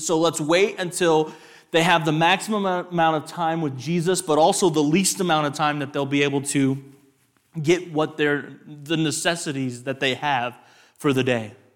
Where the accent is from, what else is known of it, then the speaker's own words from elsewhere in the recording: West Texas, United States; a West Texas raised man.